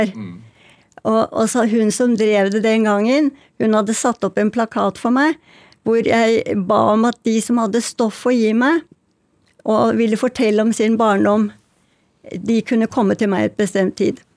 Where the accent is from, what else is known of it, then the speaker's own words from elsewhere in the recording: Oslo, Norway; jeg kjenner igjen alt i bøkene fra mitt liv da jeg vokste opp på Bjølsen.